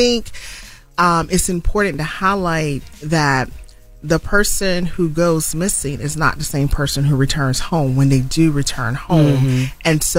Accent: Spartanburg, South Carolina, United States; Tamika's case was also near and dear because she went missing from my hometown.

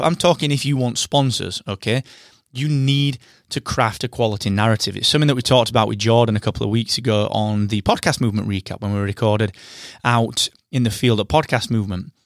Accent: United Kingdom; I am that British podcast guy

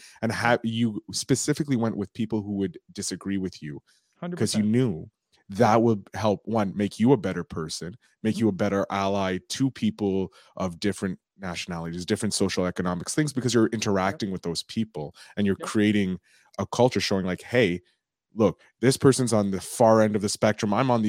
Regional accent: Canada; I'm also Canadian. I'm out in Montreal.

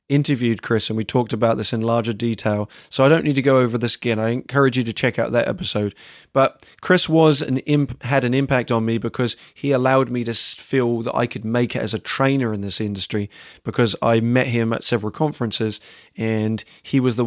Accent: England, United Kingdom; moved away as an adult; also born or lived in United States; as an English person coming to the States and working in the States for the first time

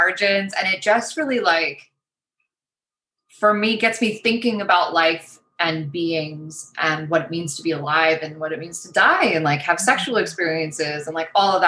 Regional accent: suburb outside Toronto, Ontario, Canada; I technically live in Toronto, mm-hmm. Ontario, Canada. Grew up in a suburb outside of the city. Spent my whole life there.

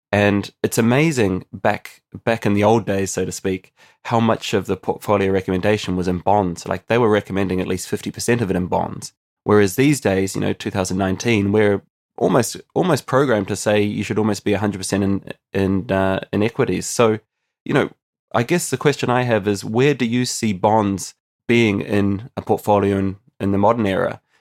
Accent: New Zealand; moved away as an adult; now in Ireland; I'm actually originally from New Zealand, but I've been living on an island now for almost ten years

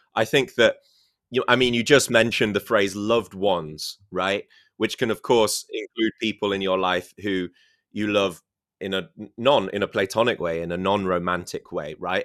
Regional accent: United Kingdom; first language English; I'm British

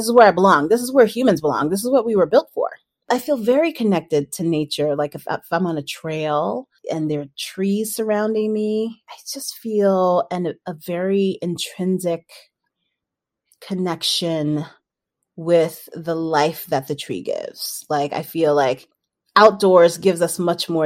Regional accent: New York City, New York, United States; I grew up in Brooklyn, New York, Nueva York

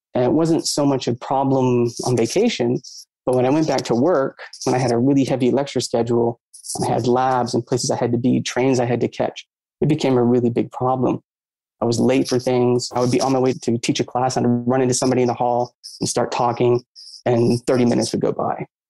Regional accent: Maine, United States; I grew up in Maine, or always around lakes and water

